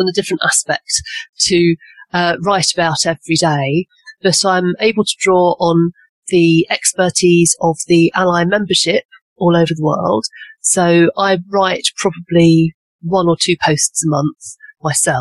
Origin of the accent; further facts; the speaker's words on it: England, United Kingdom; I'm obviously English and based in a little village in the Cotswolds